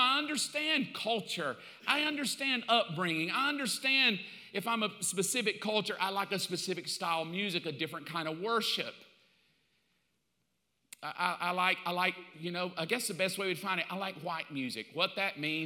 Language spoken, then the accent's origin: English; the South, United States; I grew up in the South. I know. I mean, I grew up in the 60s and 70s in the South.